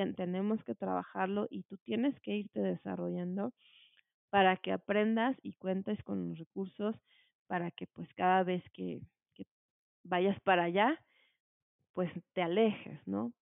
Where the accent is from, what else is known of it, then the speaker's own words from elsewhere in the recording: Morelos, Mexico; moved away as an adult; now in Mexico City, Mexico; yo nací aquí en la Ciudad de México y desde muy chiquita, eh, pues me llevaron a vivir a Morelos. Estuve allá desde los tres años y por allá estudié pues bueno, pasé allá toda mi infancia, mi adolescencia